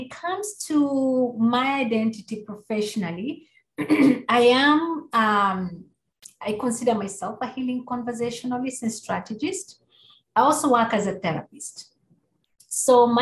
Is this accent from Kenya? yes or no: yes; Kenya; moved away; growing up in Kenya and being exposed to Indigenous wisdom and religions